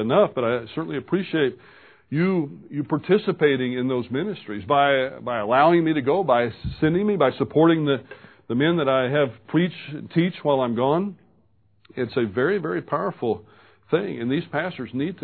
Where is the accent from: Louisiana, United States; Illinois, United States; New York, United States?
Louisiana, United States; Baton Rouge; I was born in Baton Rouge, Louisiana, and have fine parents